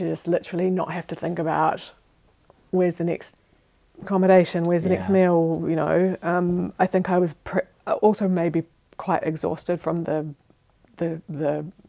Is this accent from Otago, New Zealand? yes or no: yes; Otago, New Zealand; now in Switzerland; next to my hometown in New Zealand